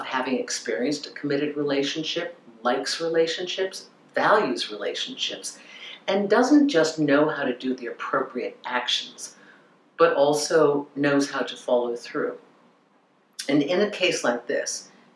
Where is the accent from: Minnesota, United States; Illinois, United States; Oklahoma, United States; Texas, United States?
Minnesota, United States; I grew up in Minnesota